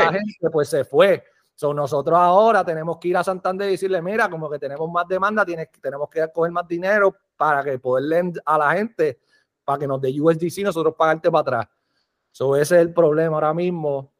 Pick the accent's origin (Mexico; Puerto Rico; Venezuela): Puerto Rico; now in Las Vegas, United States; nací en Puerto Rico, vivo aquí en Las Vegas